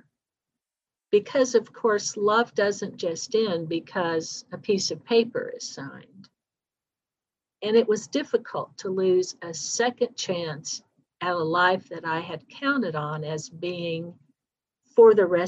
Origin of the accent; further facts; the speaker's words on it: Dayton, Ohio, United States; moved away as an adult; back in Dayton, my hometown.